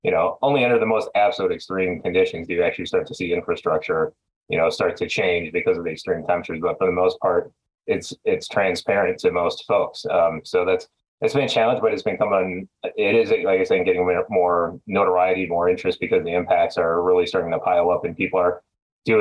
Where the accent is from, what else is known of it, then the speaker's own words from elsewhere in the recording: Minnesota, United States; moved away as an adult; now in Phoenix, United States; Growing up in Minnesota, it's a lot of weather up there